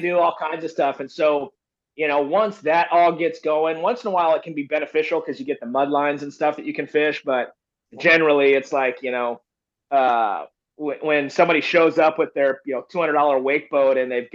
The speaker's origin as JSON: {"language": "English", "region": "Florida", "country": "United States", "tie": "born or raised there", "moved": "yes", "lives_now": "California, United States", "said": "I grew up in Florida"}